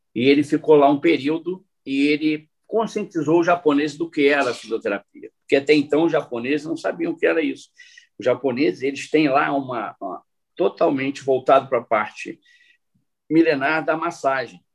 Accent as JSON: {"language": "Portuguese", "country": "Brazil", "also_born_or_lived": "Japan", "moved": "as an adult", "said": "éramos quatro brasileiros"}